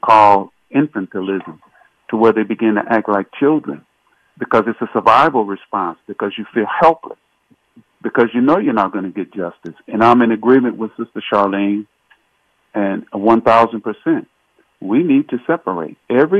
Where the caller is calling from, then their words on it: Holly Springs, Mississippi, United States; I'm calling from Holly Springs, Mississippi